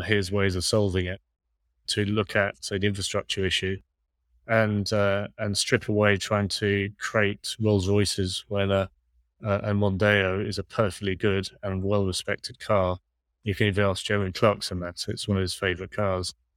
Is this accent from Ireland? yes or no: yes; Ireland; I'm, I'm Irish